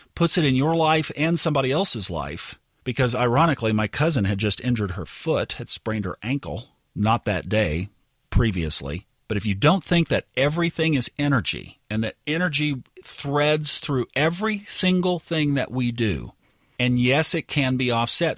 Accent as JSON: {"language": "English", "town": "Tulsa", "region": "Oklahoma", "country": "United States", "tie": "born or raised there", "also_born_or_lived": "Northwest Arkansas", "moved": "yes", "lives_now": "Dallas, United States", "said": "I grew up in Tulsa"}